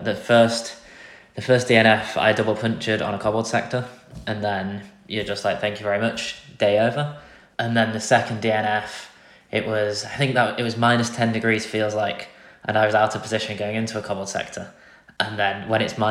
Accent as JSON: {"language": "English", "town": "Grimsby", "region": "Yorkshire and the Humber", "country": "United Kingdom", "said": "for me in Grimsby, it's about an 8-hour drive to Flanders"}